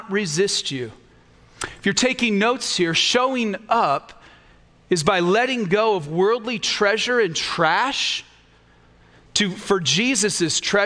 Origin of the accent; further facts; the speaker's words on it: United States; We as Americans